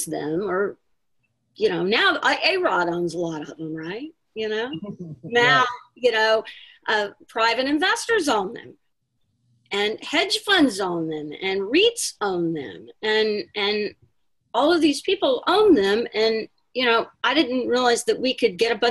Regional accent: Houston, Texas, United States; moved away as an adult; now in New York, United States; I grew up in Houston

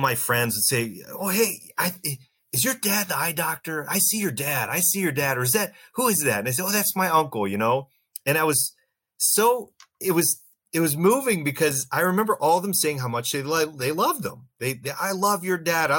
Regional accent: Canton, Ohio, United States; I practice in Canton, Ohio. I'm from Canton, Ohio

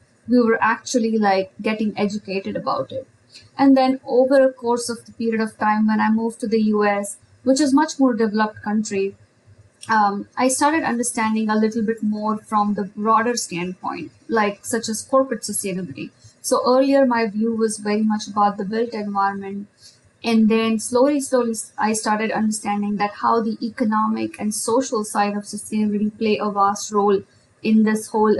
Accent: India; moved away; when I grew up in India, and especially as I studied architecture

